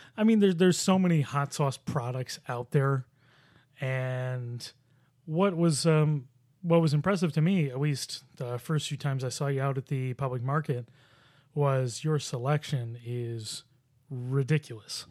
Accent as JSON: {"language": "English", "town": "Buffalo", "region": "New York", "country": "United States", "tie": "born or raised there", "said": "I grew up in Buffalo."}